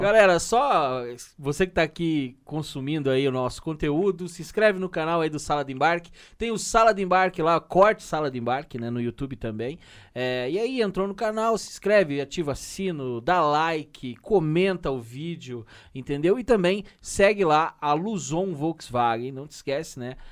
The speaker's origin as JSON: {"language": "Portuguese", "town": "Curitiba", "region": "Paraná", "country": "Brazil", "said": "sempre que eu falo que sou de Curitiba"}